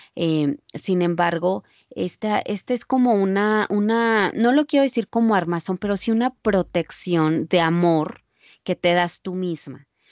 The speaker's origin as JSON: {"language": "Spanish", "country": "Mexico", "moved": "as an adult", "lives_now": "United States", "said": "ejercía cuando vivía en México"}